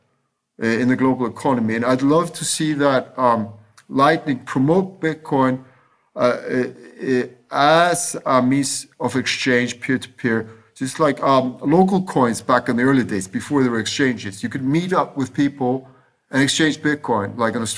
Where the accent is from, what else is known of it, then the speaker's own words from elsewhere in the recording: Iceland; moved away; I was raised in Iceland during double-digit, sometimes triple-digit inflation